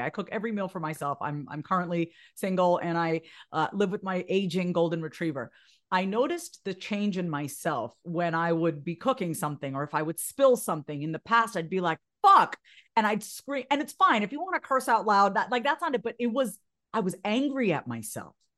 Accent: Long Island, New York, United States; I grew up on Long Island. I'm a first generation Indian immigrant.

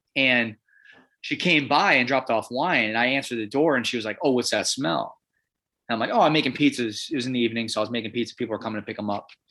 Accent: Illinois, United States; also born or lived in Chicago / Milwaukee, Wisconsin / Minneapolis, Minnesota; now in Portland, United States; I'm from Illinois

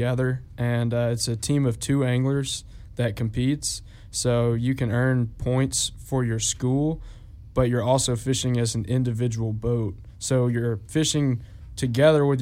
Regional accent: Auburn, Alabama, United States; I grew up in Auburn

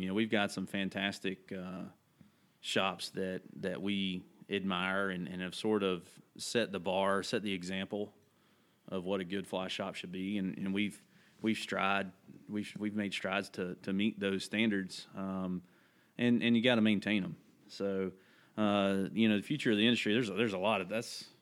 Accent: Holly Grove, North Carolina, United States; I grew up in this place called Davidson County. Uh, a lot of people might have heard of Thomasville, North Carolina, where the furniture is made. Uh, grew up in that that area, little little community called Holly Grove

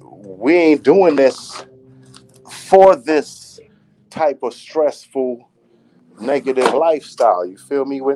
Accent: New York City, New York, United States; I'm from Church Ave, man. I'm from Brooklyn, New York

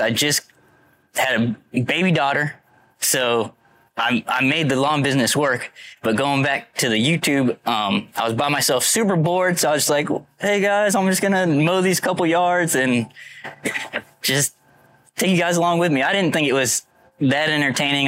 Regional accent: Florida, United States; I'm from Florida. Been here my whole life

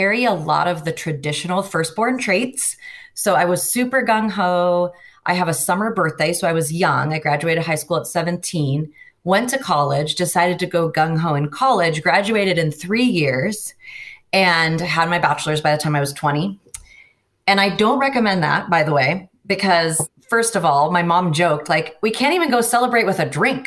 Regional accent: Seattle, Washington, United States; I grew up in the Puget Sound area, Seattle area of the United States

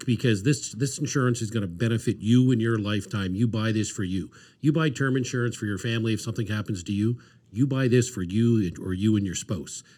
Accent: Dartmouth, Nova Scotia, Canada; grew up in Dartmouth

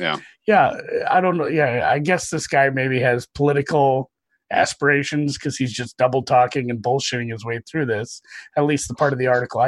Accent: Minnesota, United States; I'm from Minnesota

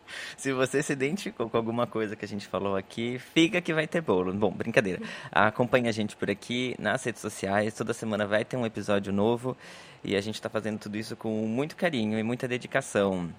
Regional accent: Brazil; moved away as an adult; also born or lived in Italy / Ireland; now in Paris, France; saí do Brasil, o marido, cachorro, mala e cuia

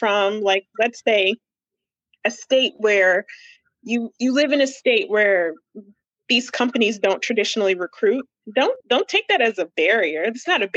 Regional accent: Ohio, United States; I'm from Ohio. I went to Miami of Ohio for undergrad

